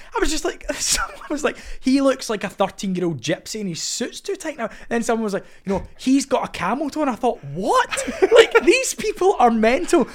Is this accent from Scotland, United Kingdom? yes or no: yes; Scotland, United Kingdom; as a Scottish man